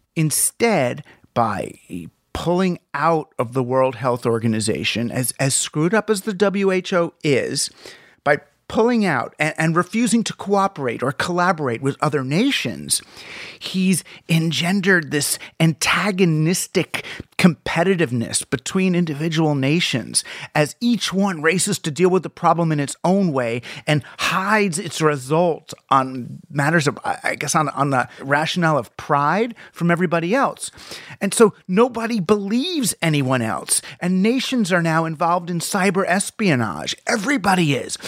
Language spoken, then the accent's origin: English; United States; as an American